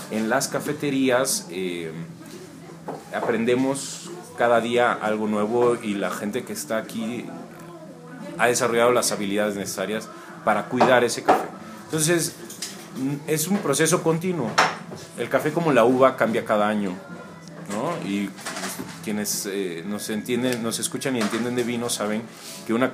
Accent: Tuxtla Gutiérrez, Chiapas, Mexico; also born or lived in Mexico City; now in San Cristóbal de las Casas, Mexico; Nací en la Ciudad de México, me siento chiapaneco, viví toda mi vida en Tuxtla, nací en México por accidente y mm, bueno, desde hace dos años vivo aquí en San Cristóbal.

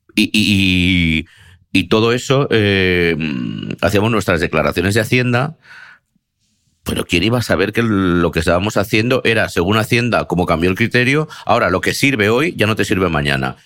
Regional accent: Spain; soy de España

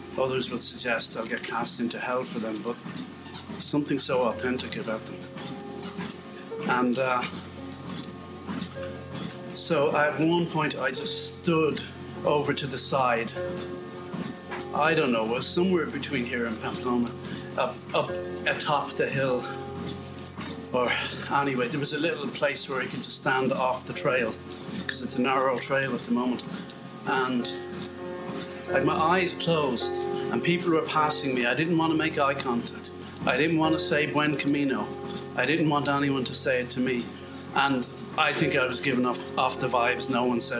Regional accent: Ireland; moved away; also born or lived in British Columbia; being Irish

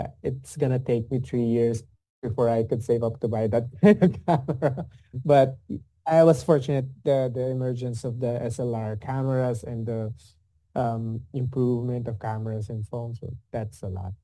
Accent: Laguna, Calabarzon, Philippines; I grew up in Laguna, which is outside of Manila

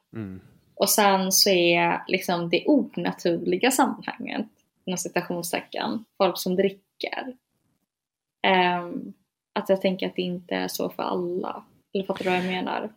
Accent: Gothenburg, Västra Götaland, Sweden; also born or lived in Linköping; jag föddes på Östra sjukhuset i Göteborg

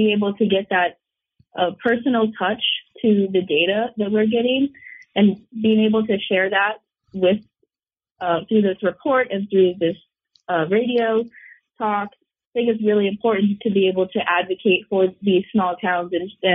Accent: Virginia, United States; moved away as an adult; now in Vermont, United States; I'm from Virginia, and I live right outside Washington, D.C.

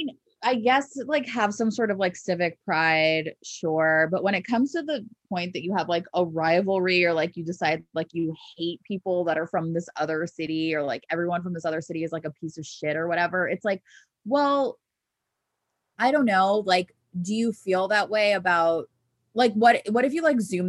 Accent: Los Angeles, California, United States; also born or lived in Chicago; I'm from

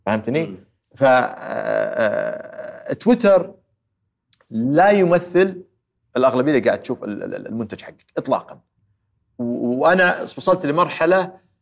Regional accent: Saudi Arabia; also born or lived in Houston, United States; إحنا ترى سعوديين

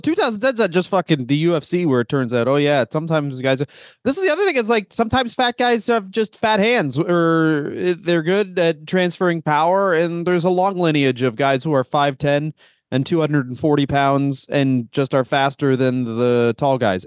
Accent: Canada; we're Canadian

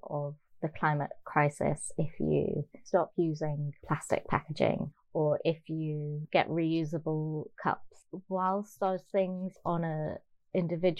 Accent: Birmingham, West Midlands, United Kingdom; I grew up in Birmingham

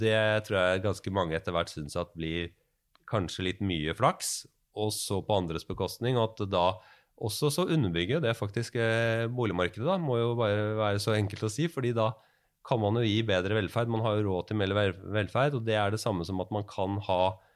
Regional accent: Norway

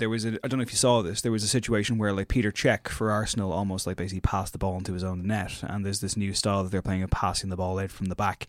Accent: Ireland; as two Irish white lads

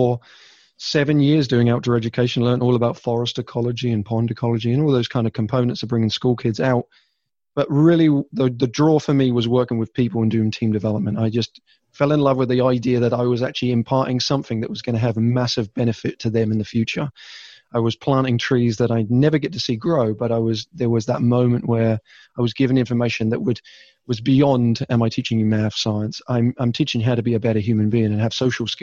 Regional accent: England, United Kingdom; moved away; I am originally from England

